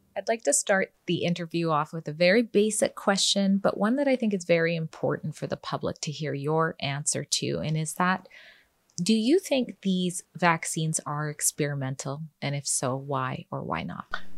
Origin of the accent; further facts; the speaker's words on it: Canada; also born or lived in British Columbia; our country, Canada